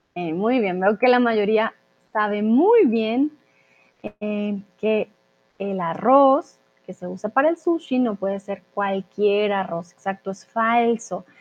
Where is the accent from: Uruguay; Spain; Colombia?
Colombia; also born or lived in Mexico; now in Germany; yo soy de Colombia, soy de Latinoamérica, por lo tanto pronuncio terraza con es normal.